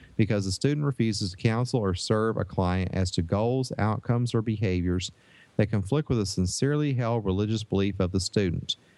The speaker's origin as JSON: {"language": "English", "region": "Northeast Tennessee", "country": "United States", "tie": "born or raised there", "moved": "yes", "said": "I grew up in Northeast Tennessee"}